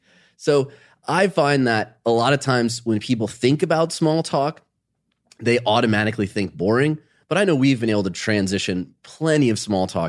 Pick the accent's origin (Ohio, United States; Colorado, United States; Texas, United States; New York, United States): Ohio, United States; Growing up in Ohio, starting a business, you know, that's boring small talk to most people, but out of that are some commonalities. We're from the Midwest.